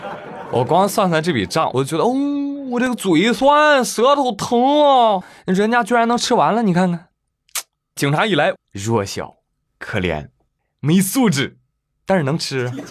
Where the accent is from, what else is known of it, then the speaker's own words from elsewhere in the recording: Jiangsu, China; 哎，我记得我小时候啊，我的家乡在江苏啊。